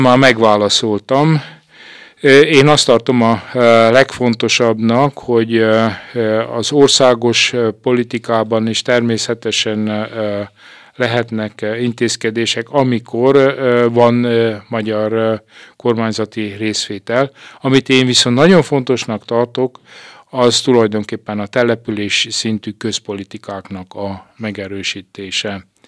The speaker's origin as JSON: {"language": "Hungarian", "town": "Târgu Secuiesc", "region": "Covasna County", "country": "Romania", "tie": "born or raised there", "also_born_or_lived": "Timișoara / Lugoj", "moved": "as an adult", "lives_now": "Cluj-Napoca, Romania", "said": "az én gyerekkorom is egészen egyetemista koromig eltelt kézdivasárhelyen"}